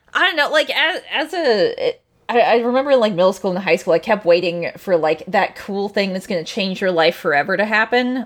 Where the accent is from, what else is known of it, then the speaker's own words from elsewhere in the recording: Anchorage, Alaska, United States; I grew up in Alaska, uh, like, in Anchorage, which is a coastal town